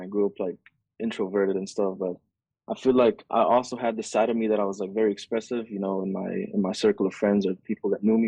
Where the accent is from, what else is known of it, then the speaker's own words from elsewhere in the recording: Saudi Arabia; moved away; also born or lived in Egypt; I grew up in Saudi